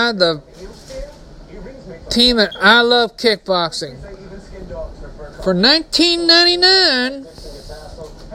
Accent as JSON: {"language": "English", "region": "Texas", "country": "United States", "said": "Texas, my home state"}